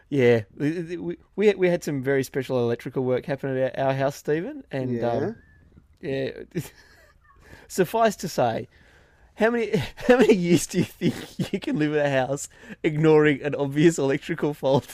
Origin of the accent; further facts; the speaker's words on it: Inverell, New South Wales, Australia; now in Albury, Australia; I grew up in Inverell and live in Albury